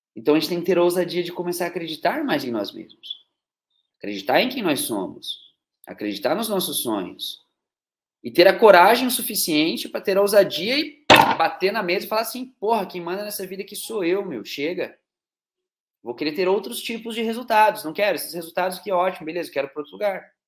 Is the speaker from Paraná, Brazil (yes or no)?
yes; Curitiba, Paraná, Brazil; now in Teófilo Otoni, Brazil; Eu sou de Curitiba, né? Atualmente moro em Teoflotone, mas eu sou de Curitiba, Paraná